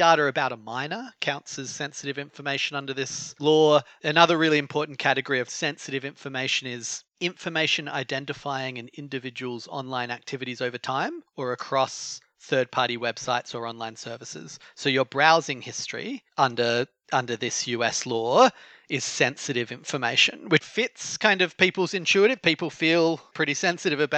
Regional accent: Australia; it's my home country

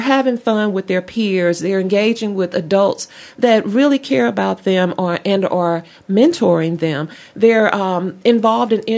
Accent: Mobile, Alabama, United States; also born or lived in Opelika, Alabama / Auburn, Alabama; I was born in Mobile, Alabama

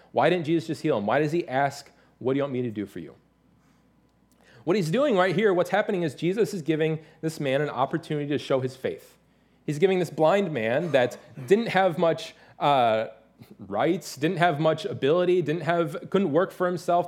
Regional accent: Detroit, Michigan, United States; moved away; I'm from the Detroit area

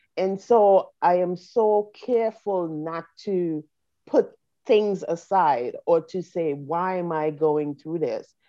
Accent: St. Vincent & Grenadines; now in United States; we're from the Caribbean, I'm from St. Vincent

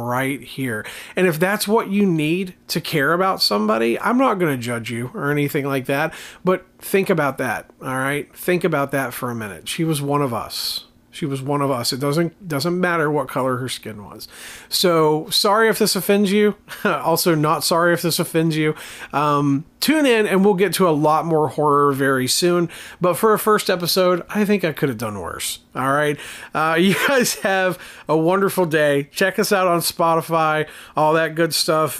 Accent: Appalachia, United States; as an Appalachian American, as someone living in this area of the country

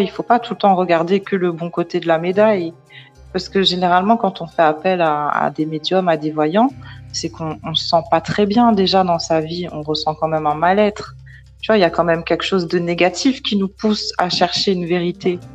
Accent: Paris, Île-de-France, France; je suis née à Paris, j'ai grandi à Paris

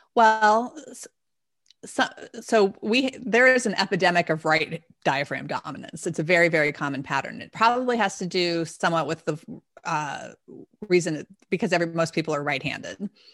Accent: D.C., District of Columbia, United States; I grew up outside of Washington, D C, so we sang at this Kennedy Center as well

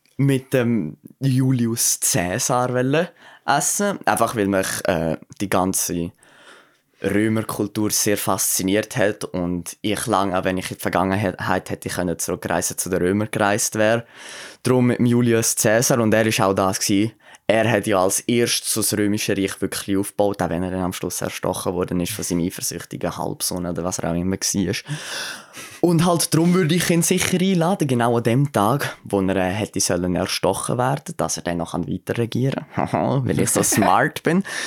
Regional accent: Aargau, Switzerland; da bei uns im Aargau

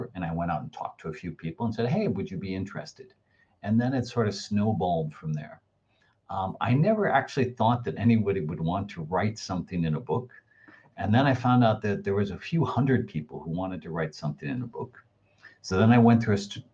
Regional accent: United States; I'm an American

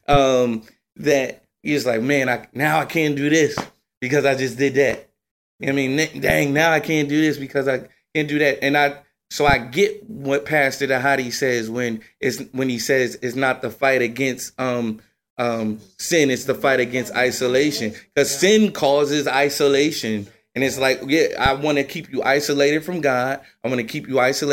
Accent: New Jersey, United States; I'm from Jersey

